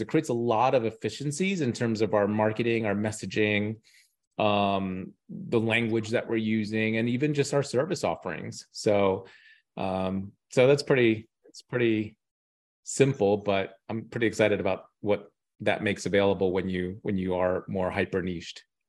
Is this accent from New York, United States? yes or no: yes; New York, United States; also born or lived in Dubai; I was from New York